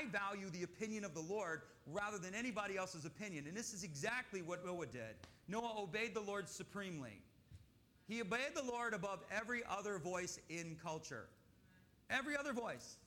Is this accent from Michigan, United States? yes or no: yes; Michigan, United States; I grew up in Michigan